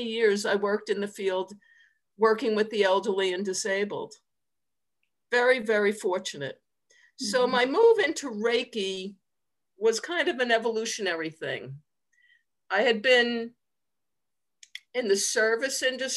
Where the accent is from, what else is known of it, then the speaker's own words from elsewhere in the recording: Long Island, New York, United States; moved away as an adult; also born or lived in Nassau County; I grew up on Long Island, which is outside of New York City